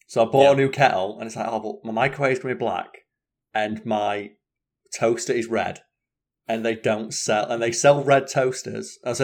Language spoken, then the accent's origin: English; Scunthorpe, Yorkshire and the Humber, United Kingdom; also born or lived in Sheffield; I'm from Sheffield. I'm originally from Scunthorpe, aren't I?